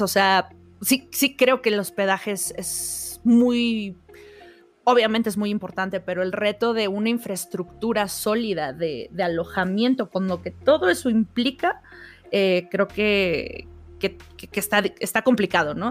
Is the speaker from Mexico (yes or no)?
yes; Mexico; como mexicanos ya enfrentamos